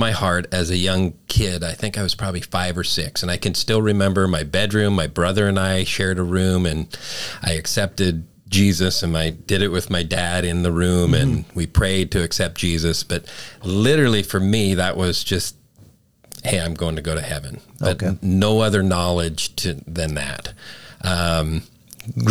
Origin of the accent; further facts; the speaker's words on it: Calgary, Alberta, Canada; moved away; also born or lived in Winnipeg, Manitoba; I was born in Winnipeg, Manitoba, up in Canada. Grew up mainly in Calgary